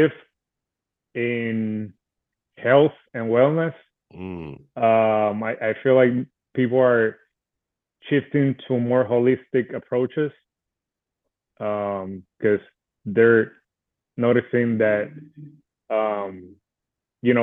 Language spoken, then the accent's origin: English; Puerto Rico; I was born and raised in Puerto Rico.